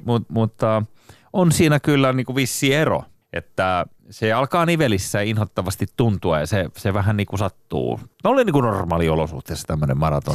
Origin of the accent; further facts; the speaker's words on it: Turku, Southwest Finland, Finland; mä oon syntynyt Turussa.